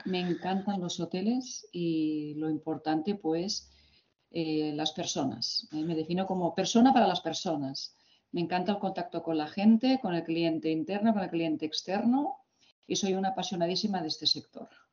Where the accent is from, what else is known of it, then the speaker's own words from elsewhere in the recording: Barcelona, Catalonia, Spain; yo nací y estudié en Barcelona